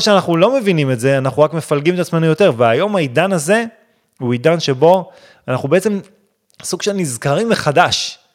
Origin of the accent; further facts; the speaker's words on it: Israel; אני גדלתי בישראל, אני חילוני